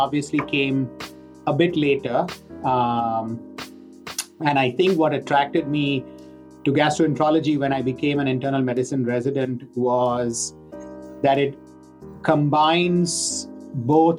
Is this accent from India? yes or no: yes; India; moved away; I grew up in India